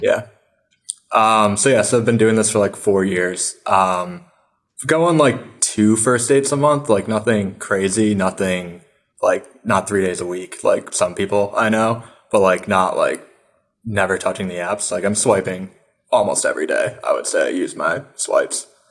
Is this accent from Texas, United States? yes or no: no; upstate New York, United States; now in New York City, United States; I'm from upstate New York